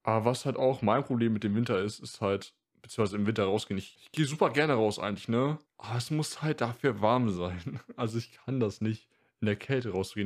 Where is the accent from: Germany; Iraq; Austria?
Germany; Northern Germany; ich komme ja aus Norddeutschland